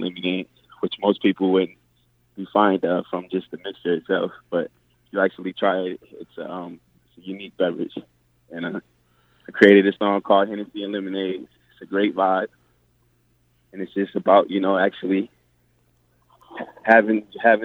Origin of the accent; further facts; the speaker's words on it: Atlantic City, New Jersey, United States; moved away as an adult; now in Las Vegas, United States; I'm from Atlantic City, New Jersey originally. I moved to Vegas about 14 years ago.